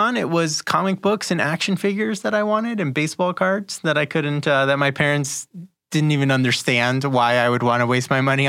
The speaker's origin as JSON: {"language": "English", "region": "Lima", "country": "Peru", "tie": "born there", "said": "Yeah, so I was born in Lima, Peru. My family's Peruvian."}